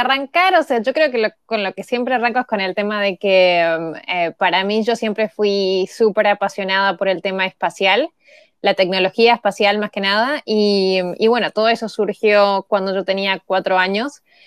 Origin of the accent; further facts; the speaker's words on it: Montevideo, Uruguay; moved away; nací en Montevideo